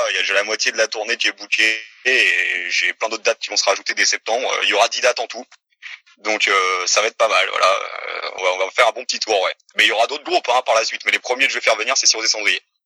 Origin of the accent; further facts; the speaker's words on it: France; also born or lived in Quebec; on est français, on est dans notre pays